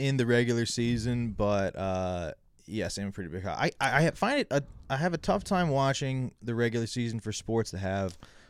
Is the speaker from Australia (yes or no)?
no; near Burlington, Ontario, Canada; I grew up near Burlington.